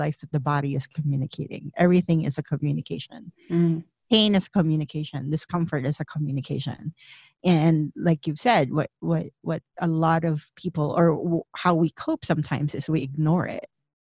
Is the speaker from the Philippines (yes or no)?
yes; Philippines; moved away as an adult; I grew up in the Philippines